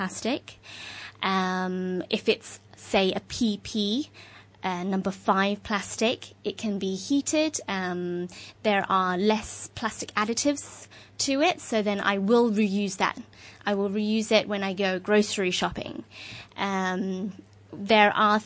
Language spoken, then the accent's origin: English; London, United Kingdom; moved away as an adult; now in Hong Kong; I'm originally from London. I've been living in Hong Kong for almost 5 years now